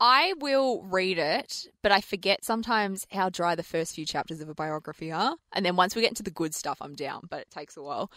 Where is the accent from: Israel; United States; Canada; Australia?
Australia; I'm Aussie, born and bred